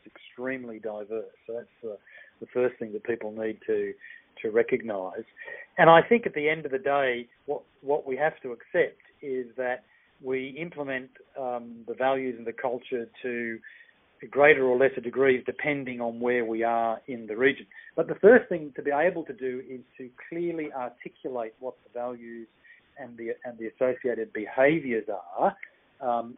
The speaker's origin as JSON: {"language": "English", "country": "Australia", "also_born_or_lived": "Sydney, Australia / Kenya / United Kingdom / Netherlands", "moved": "as an adult", "lives_now": "Hong Kong", "said": "my home country in Australia"}